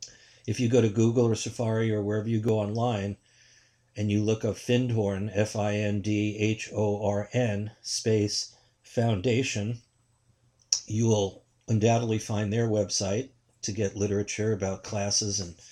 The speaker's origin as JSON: {"language": "English", "town": "New York City", "region": "New York", "country": "United States", "said": "I come from New York City. I'm born 4 years after Donald Trump was born."}